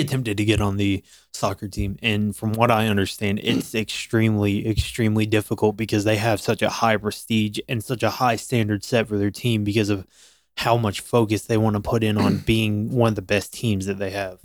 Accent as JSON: {"language": "English", "town": "Florence", "region": "South Carolina", "country": "United States", "tie": "born or raised there", "said": "I came from a technical school of my hometown in South Carolina um I'm actually from Florence, South Carolina"}